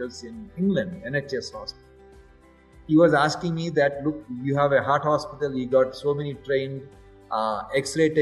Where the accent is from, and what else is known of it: India